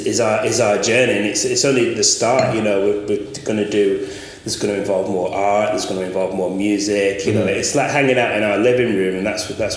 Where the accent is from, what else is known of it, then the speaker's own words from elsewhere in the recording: Blackburn, North West England, United Kingdom; now in Huddersfield, United Kingdom; I'm originally from Blackburn and surrounded by sort of edges of countryside that you had easy access